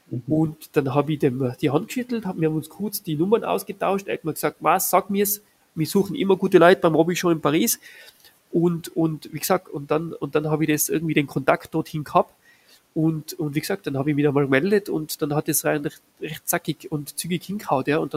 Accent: Innsbruck, Tyrol, Austria; Das war so die Zeit zwischen genau dem, der Matura und eben dem, dem Bundesheer. Und da gibt es bei uns in Innsbruck äh, die älteste Konditorei äh, Tirols

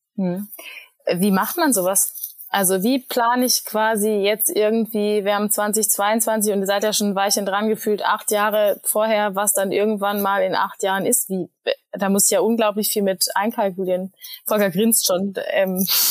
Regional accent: Berlin, Germany; Berlin meine Heimat ist

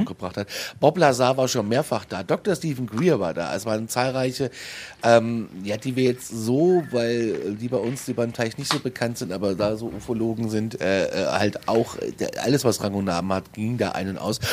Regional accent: Frankfurt, Hesse, Germany; aus Frankfurt

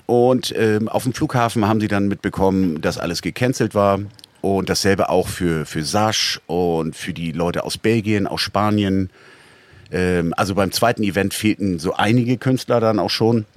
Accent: Northern Germany, Germany; als Norddeutscher

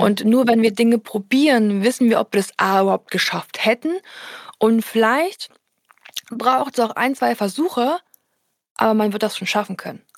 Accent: Erfurt, Thuringia, Germany; meine Heimatstadt Erfurt

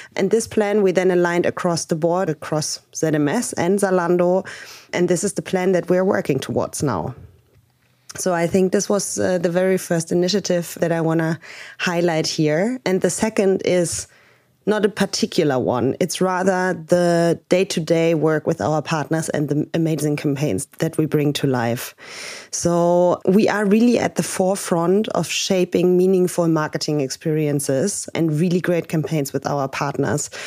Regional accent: Berlin, Germany; I'm originally from Berlin. I live here with my husband and my dog in Prenzlauberg.

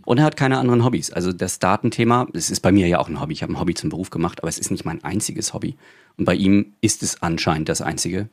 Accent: Rostock, Mecklenburg-Vorpommern, Germany; ich komme ja auch aus MV, ich komme aus Rostock. Und ich habe damals einen Klassenkameraden gehabt

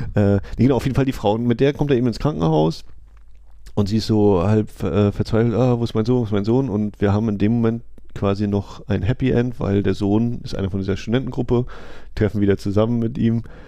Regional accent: Germany; als Deutscher

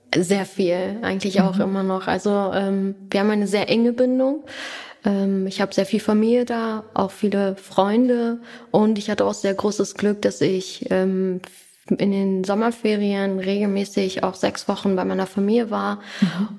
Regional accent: Hanover, Lower Saxony, Germany; first language German; ich bin gebürtige Hannoveranerin

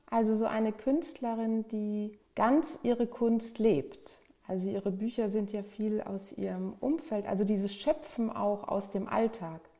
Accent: Bad Dürkheim, Rhineland-Palatinate, Germany; also born or lived in Flensburg; Geboren bin ich in Flensburg, ganz im Norden Deutschland, aufgewachsen in Süddeutschland, eher in Rheinland-Pfalz, in Bad Dürkheim, an der Weinstraße.

